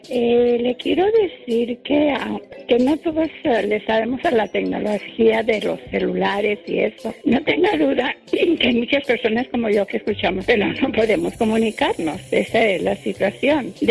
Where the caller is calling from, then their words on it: Santa Maria, California, United States; usted lo escucho aquí en Santa María por internet, en Santa María, California.